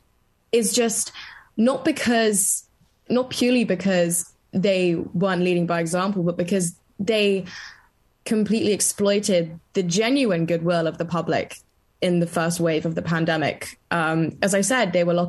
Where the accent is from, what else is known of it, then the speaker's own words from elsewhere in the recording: London, United Kingdom; also born or lived in Bristol; I'm from the UK. I was born in London, and I go to the University of Bristol